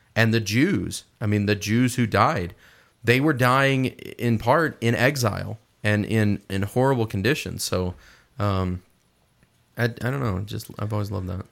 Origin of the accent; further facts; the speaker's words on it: Midwest, United States; I'm from the Midwest